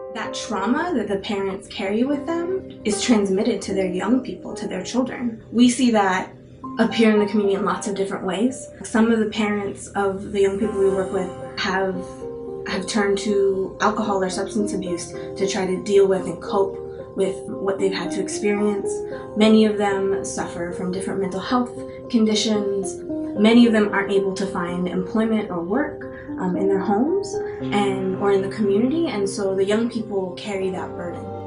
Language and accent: English; United States; As an Indian American kid growing up in the United States